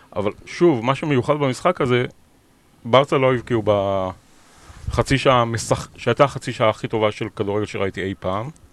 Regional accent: Beersheba, Southern District, Israel; moved away as an adult; also born or lived in Leicester, United Kingdom; now in London, United Kingdom; אני יליד באר שבע

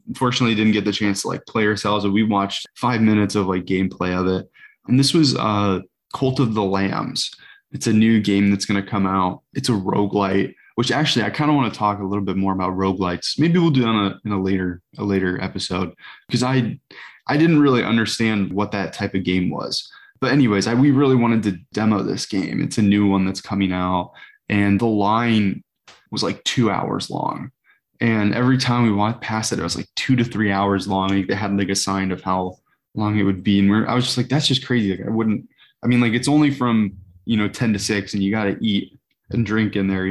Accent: South Bend, Indiana, United States; growing up near South Bend

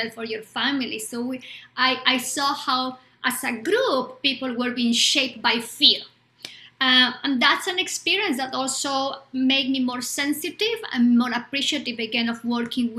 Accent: Bolivia; English is a second language; now in United States; I was born in Bolivia at the time of the dictatorship, in the middle of a dictatorship.

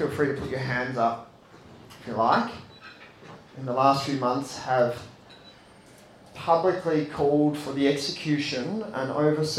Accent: Australia; As young Australian Catholics

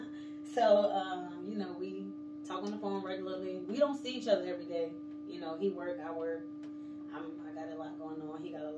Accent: South Carolina, United States; also born or lived in Connecticut / Kansas / Texas / Germany; I was born in Connecticut. I was raised in South Carolina. I like to say I'm from South Carolina because that's kind of where I grew up at.

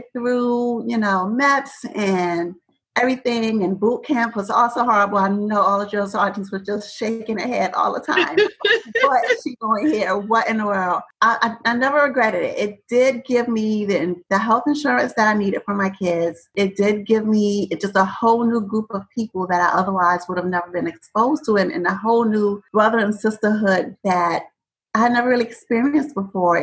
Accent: New York City, New York, United States; moved away as an adult; also born or lived in Georgia; I am originally from Brooklyn, New York. Go Brooklyn. And so I've spent most of my life there, born and raised, but my family is from Savannah, Georgia

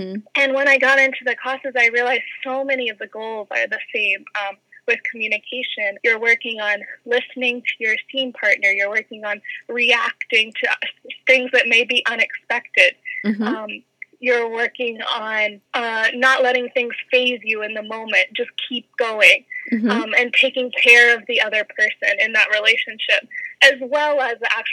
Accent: Lexington, Kentucky, United States; also born or lived in Georgia; I'm from Lexington originally

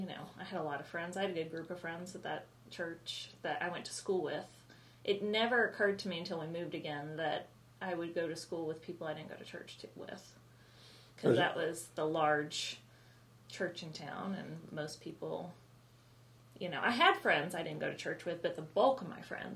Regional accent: Colorado, United States; born there; I was born in Colorado during a blizzard.

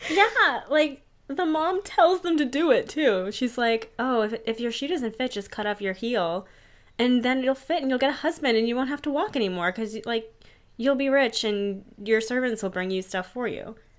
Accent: Pittsburgh, Pennsylvania, United States; Pittsburgh, P A, which is my hometown too

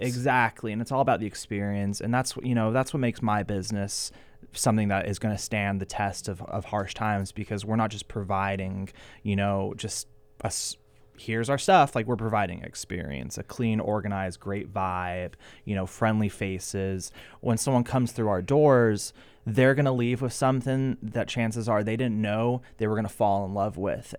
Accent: Ventura, California, United States; born or raised there

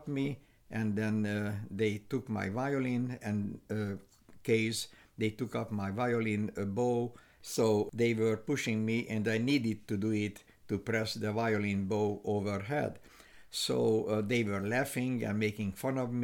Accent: Bihor County, Romania; English is a second language; moved away as an adult; also born or lived in Cluj-Napoca, Romania / Germany / New York / South Korea; now in Kansas, United States; I was born in Bihar County. That time it was Hungary in 1943

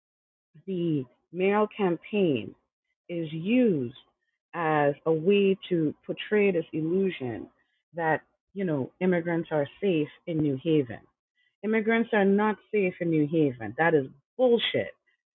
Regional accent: Trinidad & Tobago; now in New Haven, United States; I am from Trinidad and Tobago. I came here undocumented

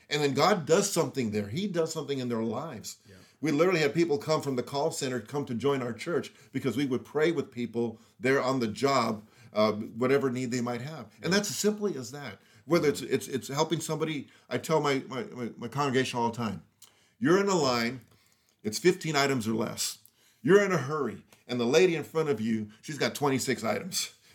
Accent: Los Angeles, California, United States; I grew up in Los Angeles area in the hood.

